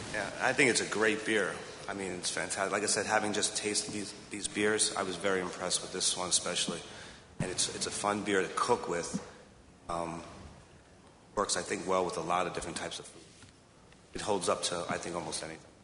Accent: Freeport, New York, United States; moved away; also born or lived in Miami; I grew up on Freeport, Long Island

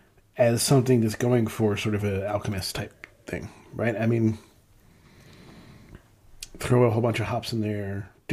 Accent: Gaithersburg, Maryland, United States; this is from Gaithersburg, Maryland, which is, for the longest time, what I called where I grew up. Now they call the area I grew up in North Potomac.

